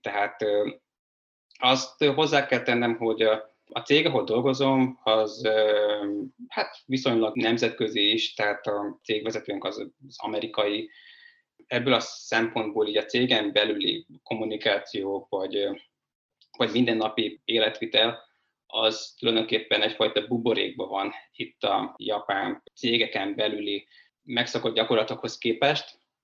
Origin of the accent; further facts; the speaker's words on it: a village in Pest County, Hungary; moved away as an adult; also born or lived in China / Budapest; én egy Pest megyei faluból származom